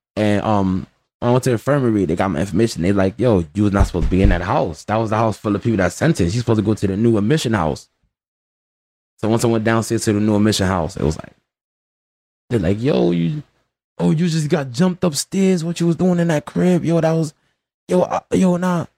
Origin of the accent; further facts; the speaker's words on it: New York City, New York, United States; I'm from the Bronx